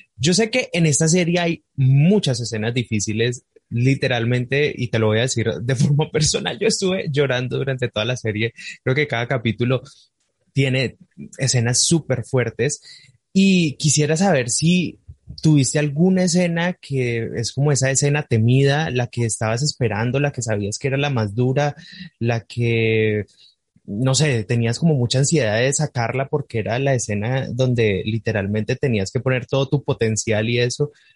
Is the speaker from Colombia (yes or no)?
yes; Colombia; accent: southern Colombian; soy colombiano